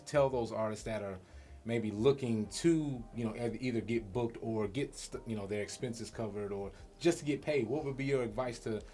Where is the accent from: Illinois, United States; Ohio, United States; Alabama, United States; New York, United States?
Alabama, United States; Birmingham; now in Huntsville, United States; I'm from Birmingham and I've lived here, you know, in Huntsville for a long time